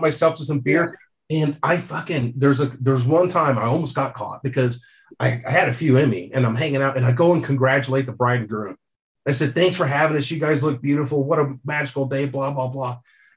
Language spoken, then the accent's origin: English; United States; I'm from the States